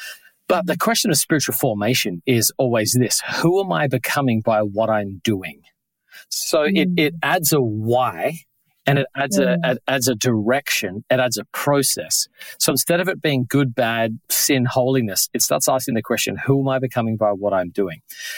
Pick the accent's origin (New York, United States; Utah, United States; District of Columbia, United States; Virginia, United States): New York, United States; particularly growing up in New York